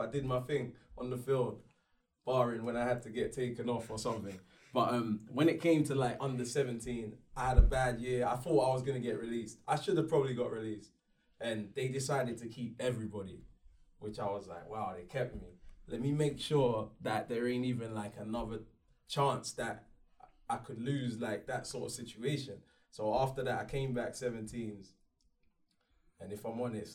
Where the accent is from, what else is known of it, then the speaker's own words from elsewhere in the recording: London, United Kingdom; I was from South London